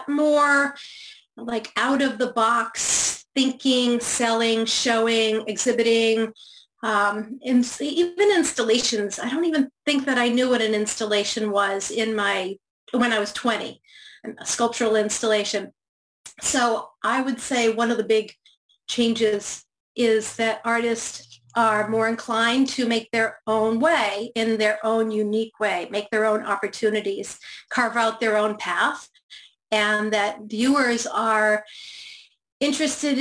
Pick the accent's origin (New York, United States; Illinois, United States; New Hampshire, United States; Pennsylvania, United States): New Hampshire, United States; Rochester; I grew up in Rochester, New Hampshire, which is southern New Hampshire